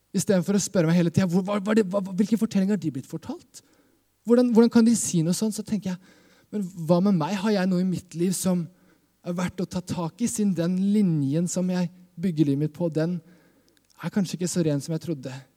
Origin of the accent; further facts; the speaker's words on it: Skien, Vestfold og Telemark, Norway; jeg kommer fra Skien. Eh, Skien misjonskirke også er liksom kirka jeg vokste opp